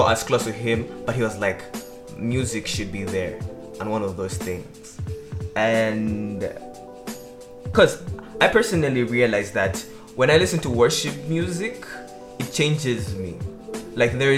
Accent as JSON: {"language": "English", "country": "Malawi", "said": "I come from Malawi."}